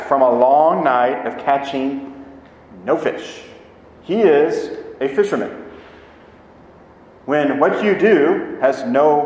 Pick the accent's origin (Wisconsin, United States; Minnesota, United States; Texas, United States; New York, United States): Texas, United States; South; I grew up in South Texas